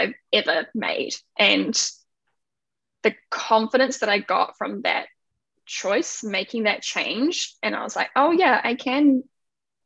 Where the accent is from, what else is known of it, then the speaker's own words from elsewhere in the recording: New Zealand; moved away as an adult; now in Canada; I'm from New Zealand, but living in Canada right now.